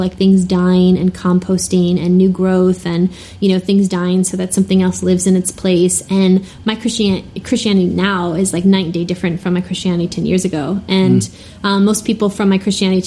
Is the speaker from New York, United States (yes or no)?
yes; New York, United States; moved away; also born or lived in Twin Cities / France; I grew up Italian in New York